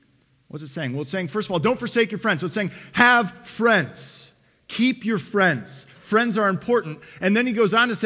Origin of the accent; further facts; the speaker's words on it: Detroit, Michigan, United States; moved away as an adult; also born or lived in Lakeway, Texas; I'm from Detroit